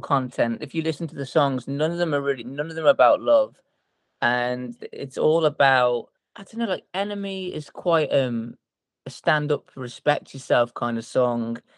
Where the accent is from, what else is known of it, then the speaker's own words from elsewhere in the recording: Telford, West Midlands, United Kingdom; now in Cheshire, United Kingdom; we are all originally from a little place called Telford, which is in a little place called Shropshire.